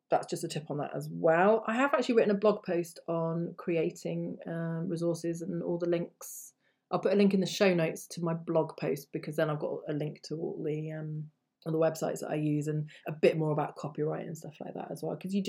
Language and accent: English; England, United Kingdom; I'm just an English person who's learned those languages